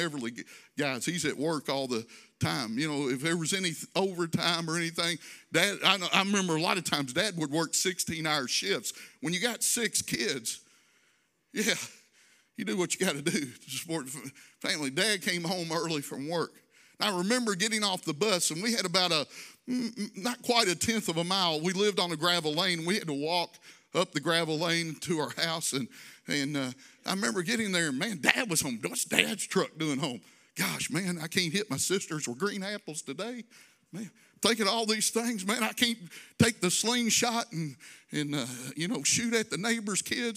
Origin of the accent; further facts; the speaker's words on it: Louisville, Kentucky, United States; growing up in Louisville, we owned my grandparents' farm almost down on the Tennessee, so on the Tennessee border